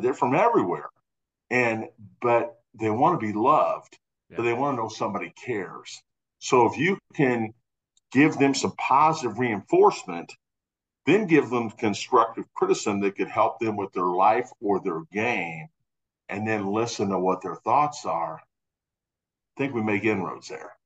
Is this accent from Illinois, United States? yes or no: yes; Urbana, Illinois, United States; moved away; I grew up in Champaign Urbana